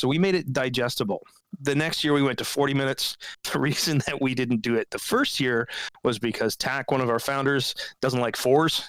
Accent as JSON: {"language": "English", "region": "West Coast", "country": "United States", "tie": "born or raised there", "said": "I grew up on the West Coast"}